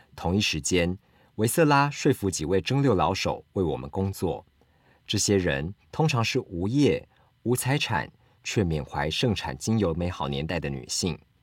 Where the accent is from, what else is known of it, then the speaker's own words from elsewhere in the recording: Kaohsiung, Taiwan; now in Taipei, Taiwan; 因为我家我老家在高雄